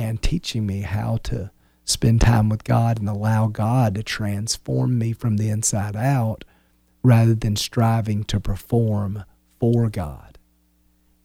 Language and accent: English; Wilmington, United States; moved away; We're from Wilmington